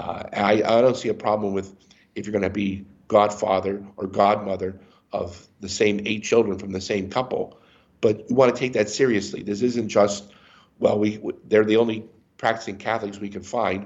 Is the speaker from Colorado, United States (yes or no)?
no; Erie, Pennsylvania, United States; also born or lived in Harrisburg, Pennsylvania; I grew up in Erie, Pennsylvania